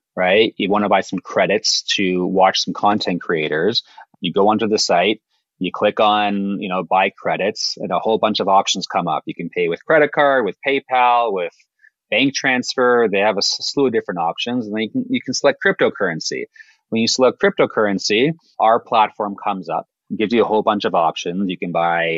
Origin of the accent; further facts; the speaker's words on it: Canada; we're Canadian too